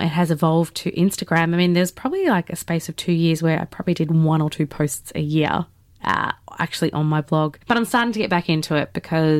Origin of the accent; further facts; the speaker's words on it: Melbourne, Victoria, Australia; I grew up in Melbourne